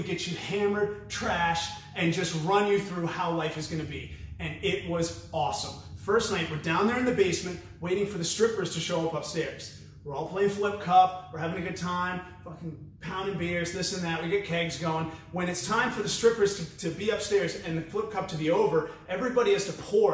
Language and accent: English; New Hampshire, United States; I was born and raised in New Hampshire